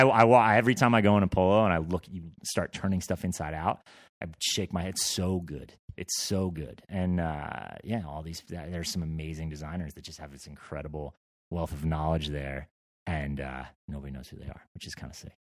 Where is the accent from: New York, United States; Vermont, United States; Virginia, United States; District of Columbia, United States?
Vermont, United States; I grew up in Vermont